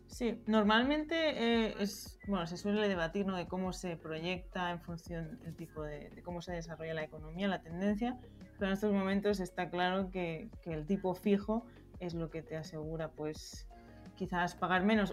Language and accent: Spanish; Spain; moved away as an adult; also born or lived in Berlin, Germany; yo soy española